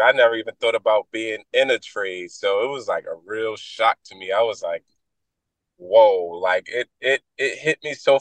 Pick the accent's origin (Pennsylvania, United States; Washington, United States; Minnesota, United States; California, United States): Pennsylvania, United States; Philadelphia; moved away as an adult; I grew up in Philly